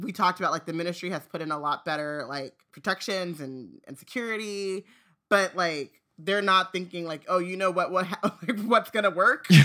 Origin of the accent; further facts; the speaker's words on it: Southern California, United States; I grew up in Southern California